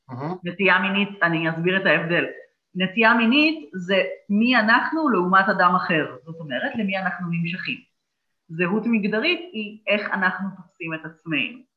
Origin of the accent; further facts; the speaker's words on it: Petah Tikva, Central District, Israel; גדלתי בפתח תקווה, במשפחה חילונית לחלוטין